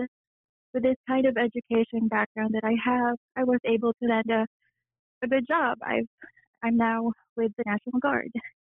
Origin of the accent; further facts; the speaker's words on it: Philippines; moved away; Growing up in the Philippines